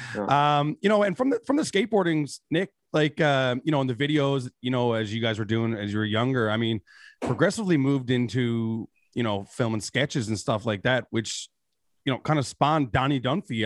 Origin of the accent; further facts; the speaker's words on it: Newfoundland and Labrador, Canada; as a Newfoundlander